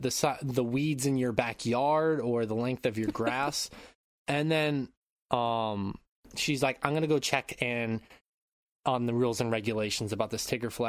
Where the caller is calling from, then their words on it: Japan; I'm calling in from Japan.